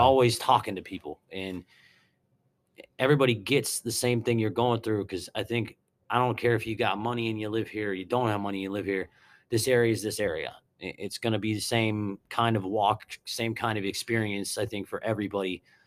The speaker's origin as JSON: {"language": "English", "town": "Mount Pleasant", "region": "Pennsylvania", "country": "United States", "tie": "born or raised there", "also_born_or_lived": "Harrisburg, Pennsylvania", "said": "grew up um, in Mount Pleasant Township for the first I think like seven or eight years of my life and then moved to town. And I'm still a resident of Mount Pleasant Borough"}